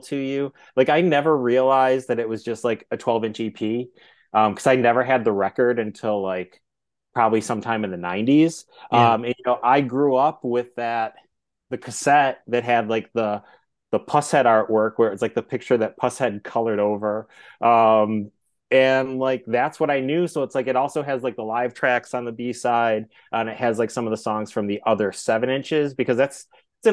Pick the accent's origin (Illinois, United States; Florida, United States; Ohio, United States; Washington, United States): Ohio, United States; Twinsburg; I grew up in Twinsburg. So like, you know, in a suburb halfway between, you know, Cleveland and Akron